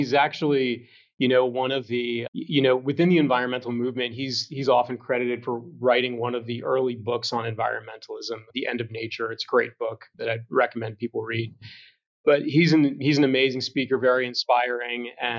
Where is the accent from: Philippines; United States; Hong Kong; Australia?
United States; Cumberland, Maryland; moved away as an adult; also born or lived in Blacksburg, Virginia / San Francisco, United States; I grew up in Cumberland, Maryland, which is a historic small town in the Appalachian Mountains.